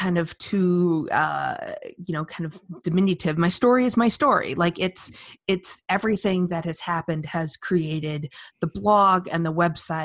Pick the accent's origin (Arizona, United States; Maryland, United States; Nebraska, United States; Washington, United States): Arizona, United States; Phoenix; moved away as an adult; also born or lived in California / New York City; now in New York, United States; I was born and raised in Phoenix, Arizona, went to school in California